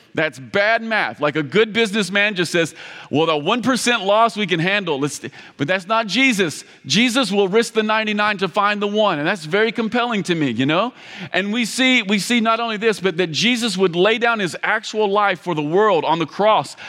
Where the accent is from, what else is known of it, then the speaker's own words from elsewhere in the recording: Campbellsville, Kentucky, United States; I come from Kentucky. Um, we, we're deeply religious in Kentucky.